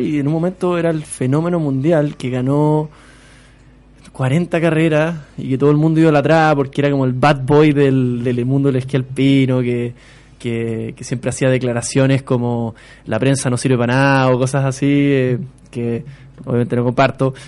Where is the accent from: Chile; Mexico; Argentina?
Chile